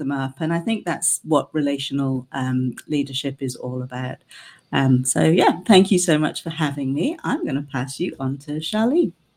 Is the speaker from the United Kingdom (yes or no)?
yes; United Kingdom; now in Canada; As you can tell from my accent, I'm originally from the UK